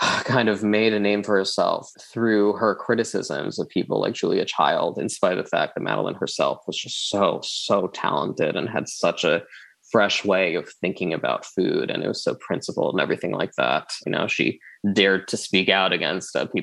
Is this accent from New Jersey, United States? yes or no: yes; New Jersey, United States; I'm the child of immigrants. I'm not an immigrant myself. I was born and raised in Jersey